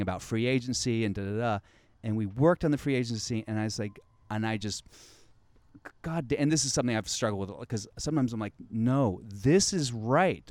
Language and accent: English; the South, United States; I'm from the South